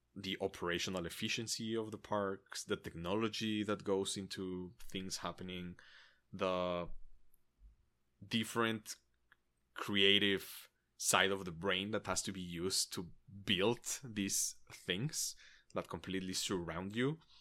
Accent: Mexico; I grew up in Mexico.

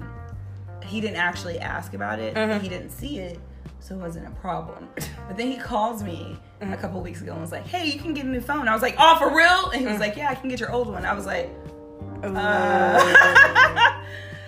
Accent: the Bible Belt, United States; I grew up in the Bible Belt

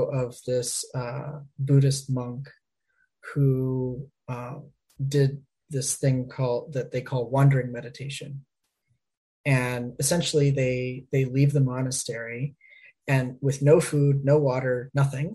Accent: Miami, Florida, United States; now in Ohio, United States; I grew up in Miami, Florida

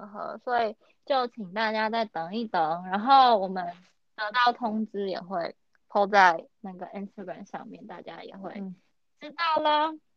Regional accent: northern Taiwan, Taiwan; 我是北部人，所以我真的脱离不了捷运

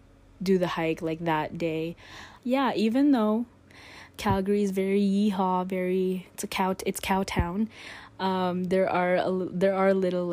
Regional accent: Philippines; moved away; also born or lived in Canada; But I grew up in the Philippines, so I've been to the Philippines, and then obviously in Canada and the States.

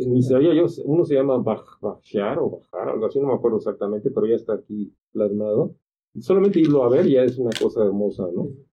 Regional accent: Acapulco, Guerrero, Mexico; Yo soy de ahí, soy de Acapulco

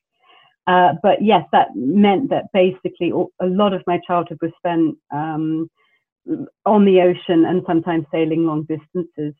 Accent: New Zealand; now in London, United Kingdom; I grew up in New Zealand, where you're obviously very close to the coastline

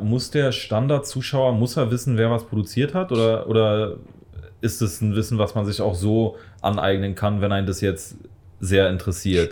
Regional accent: Berlin, Germany; Wir kommen auch beide aus, aus Südberlin

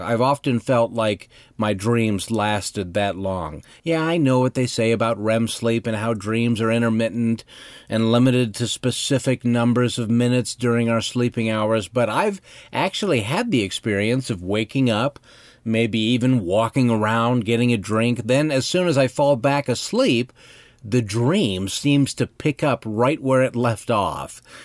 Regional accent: Cody, Wyoming, United States; my hometown of Cody, Wyoming

